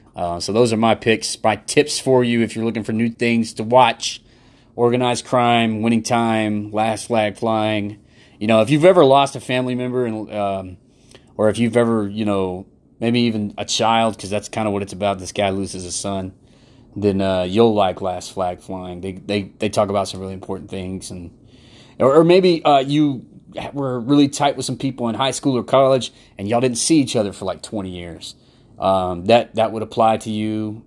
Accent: United States; being American

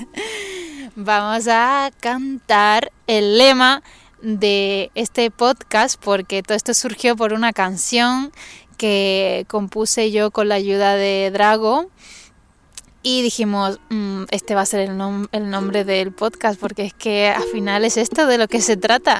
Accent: Tenerife, Canary Islands, Spain; soy de Canarias, la mejor isla del mundo, o sea, la mejor isla del mundo, eh, de Tenerife

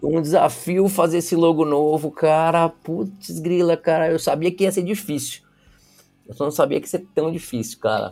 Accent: Brazil; como brasileiro

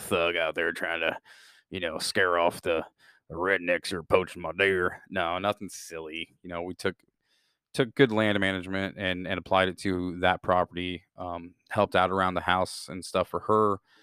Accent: Midwest, United States; born and raised in the Midwest

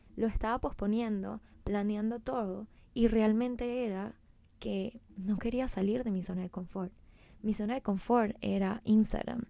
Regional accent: Venezuela; moved away as an adult; now in Miami, United States; soy de Venezuela, eh, pues tengo 27 años, me mudé hace un año, wow, hace un año y creo que en dos meses a Miami.

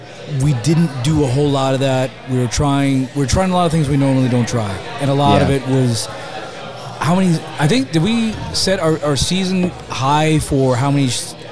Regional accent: United States; I'm an American

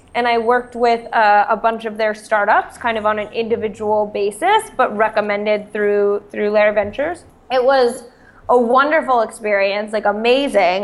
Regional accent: Eugene, Oregon, United States; moved away; also born or lived in Stanford, California; I'm from Eugene, Oregon. So more of a small town, but also a college town.

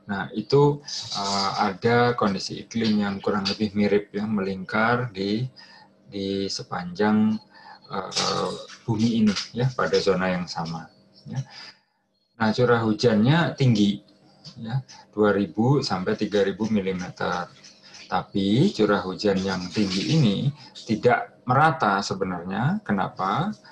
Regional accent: Surabaya, East Java, Indonesia; Saya berasal dari Surabaya, itu temperatur 40 derajat Celcius itu sudah hari-hari ya, sehari-hari saya alami ya waktu dulu SMA gitu.

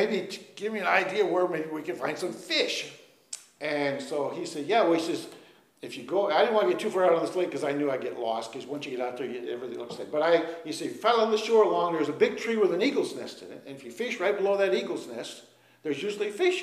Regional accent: Minnesota, United States; we're from Minnesota, and I was a crick fisherman

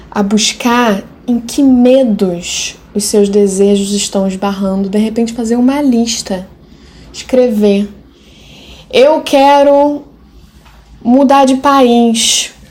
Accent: Haiti; Porque, como haitiana, de novo me remetendo ao Reich

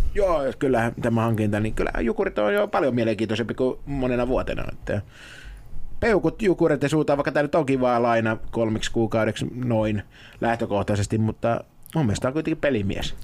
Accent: Lahti, Päijät-Häme, Finland; Mä oon Lahdesta

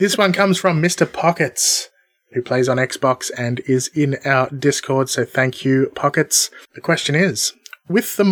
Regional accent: Australia; we're both Australian. Having been born in Australia with by Australian parents.

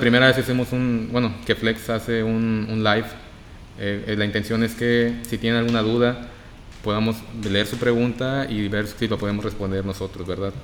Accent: Reynosa, Tamaulipas, Mexico; soy de Reynosa, Tamaulipas.

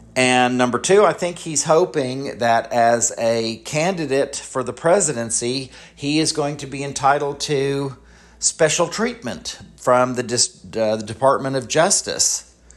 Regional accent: United States; as American citizens

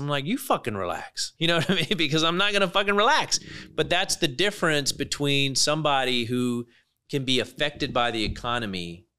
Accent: United Kingdom; accent: British; Yeah, a lot of people don't know I'm British. I got the British accent

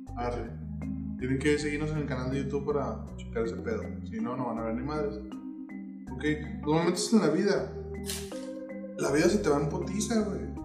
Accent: Mexico; yo también soy mexicano

